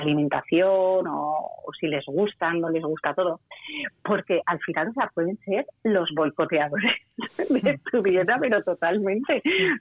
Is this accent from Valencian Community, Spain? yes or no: yes; Valencia, Valencian Community, Spain; yo soy de Valencia